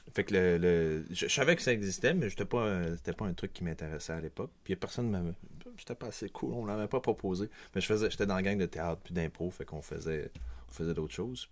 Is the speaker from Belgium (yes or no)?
no; Quebec City, Quebec, Canada; also born or lived in Montreal; je suis même né à Québec, donc je suis un Québécois de Québec